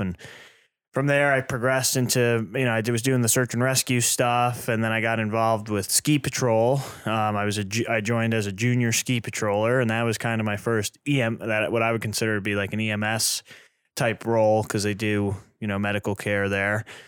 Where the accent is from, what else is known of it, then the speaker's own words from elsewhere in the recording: East Coast, United States; also born or lived in New York; now in Burlington, United States; I grew up in the East with the East Coast kind of, uh, culture, the fire service